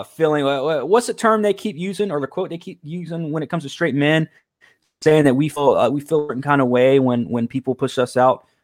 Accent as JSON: {"language": "English", "country": "United States", "said": "I'm proud to be from America"}